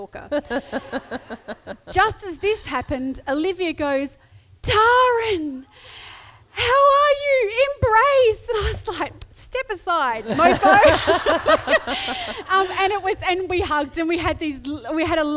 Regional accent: Adelaide, South Australia, Australia; I'm Adelaide-based. I'm from Adelaide.

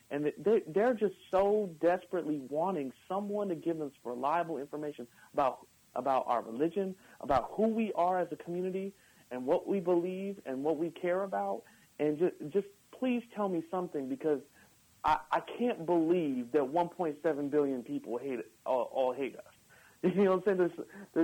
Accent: United States; We're Americans

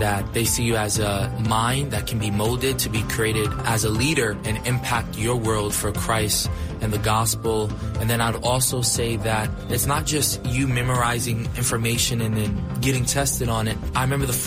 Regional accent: New York, United States; I'm from New York

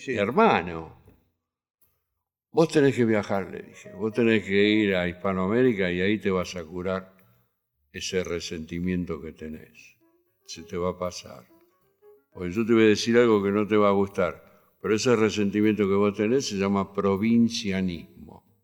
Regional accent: Buenos Aires, Argentina; La maternidad Sardá, donde yo nací, era de un doctor catalán

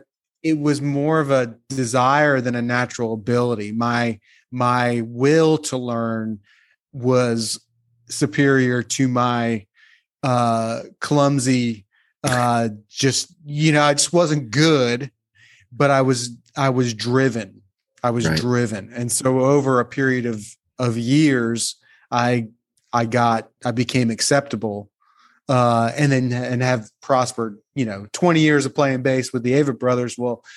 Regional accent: New Jersey, United States; Well, I grew up in New Jersey, so I liked … from an early age. That was kind of went along with the territory. I'm from just outside of Atlantic City.

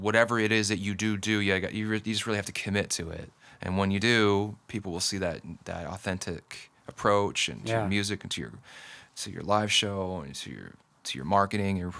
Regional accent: Ferndale, Washington, United States; now in Seattle, United States; I'm from Ferndale, Washington. I was born and raised up there, and went to high school and college and whatnot up in Whatcom County

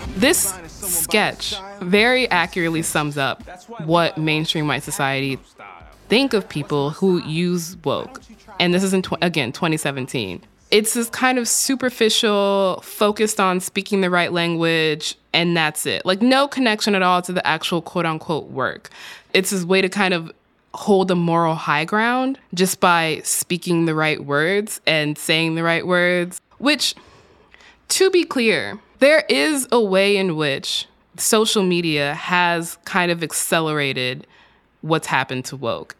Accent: Texas, United States; my home state of Texas

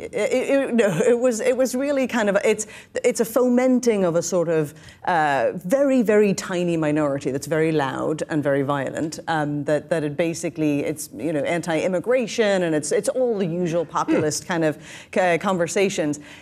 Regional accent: Northern Ireland, United Kingdom; now in New York City, United States; I come from Northern Ireland, just north of the border.

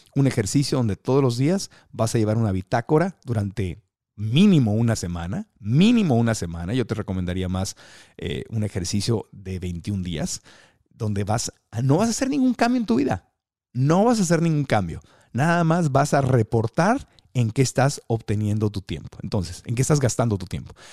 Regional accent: Tijuana, Baja California, Mexico; yo soy de Tijuana y de chiquito mi familia y yo hablábamos así, amá, y así nos quejábamos, ¿verdad? Con el acento

